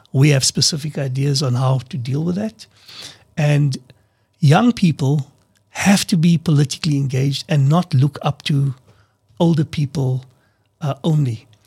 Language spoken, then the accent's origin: English; South Africa; We're all South African.